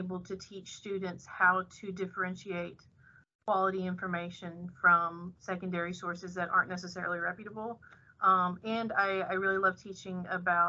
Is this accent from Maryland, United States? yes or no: no; Birmingham, Alabama, United States; moved away as an adult; now in Thibodaux, United States; I'm actually originally from Birmingham, Alabama